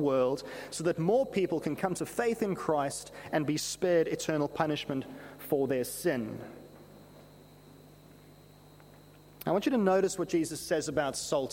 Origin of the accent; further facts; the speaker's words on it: South Africa; Growing up in South Africa